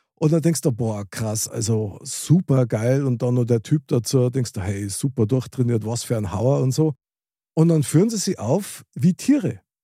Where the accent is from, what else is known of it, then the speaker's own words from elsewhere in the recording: Germany; als Deutscher